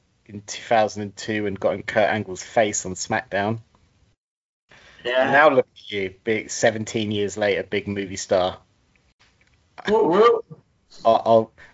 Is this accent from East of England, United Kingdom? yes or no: yes; Essex, East of England, United Kingdom; we're from Essex in the UK